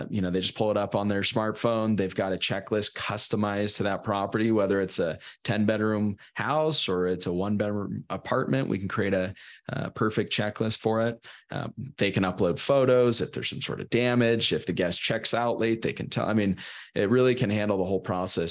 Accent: Sacramento, California, United States; I'm from Sacramento originally, Northern California

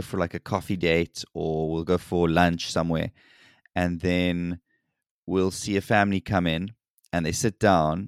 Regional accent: South Africa; moved away as an adult; now in South Korea; I grew up in South Africa

